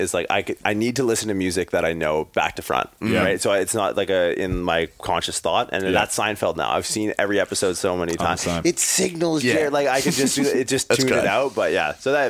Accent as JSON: {"language": "English", "country": "Canada", "also_born_or_lived": "California", "moved": "as an adult", "said": "makes you proud to be a Canadian."}